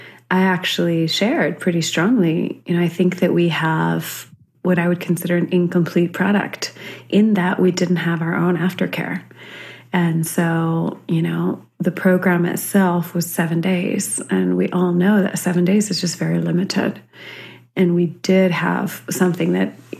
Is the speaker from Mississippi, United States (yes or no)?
no; Central California, United States; I was growing up in Central California, very conservative area